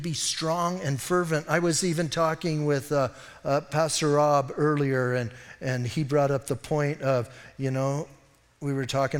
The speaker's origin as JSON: {"language": "English", "town": "Bisbee", "region": "Arizona", "country": "United States", "said": "I'm from Bisbee"}